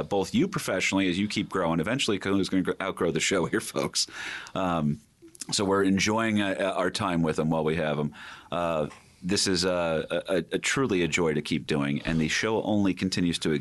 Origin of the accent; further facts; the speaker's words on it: New Jersey, United States; We're from Jersey